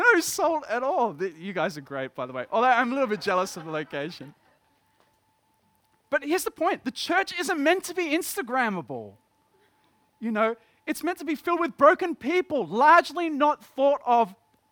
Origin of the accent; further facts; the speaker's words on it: Dapto, New South Wales, Australia; I grew up in Dapto, in West Dapto